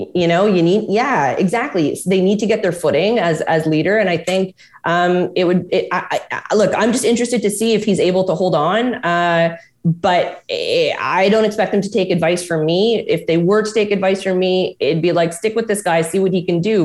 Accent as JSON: {"language": "English", "region": "Quebec", "country": "Canada", "said": "I'm from Quebec"}